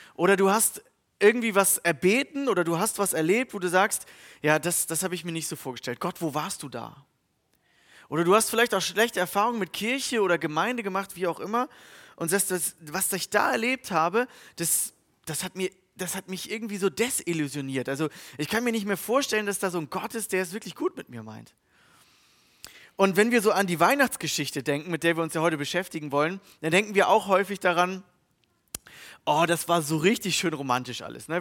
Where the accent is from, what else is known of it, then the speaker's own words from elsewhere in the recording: Germany; Als Deutsche